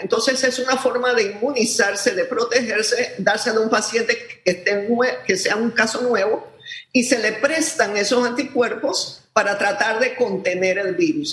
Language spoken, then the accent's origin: Spanish; Panama